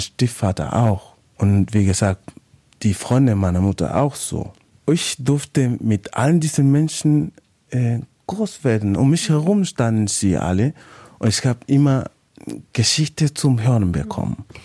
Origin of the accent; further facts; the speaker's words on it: Valparaíso, Chile; German is a second language; moved away as an adult; also born or lived in Oldenburg, Germany; now in Germany; ich komme ja aus Valparaiso, ist eine mhm. Hafenstadt, so wie Hamburg.